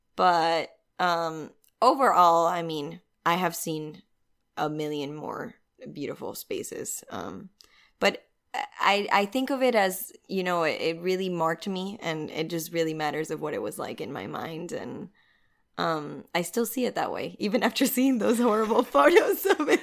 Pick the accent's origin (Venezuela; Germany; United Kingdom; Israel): Venezuela; moved away as an adult; now in Miami, United States; I'm originally from Venezuela. I've been living in Miami for about eight years.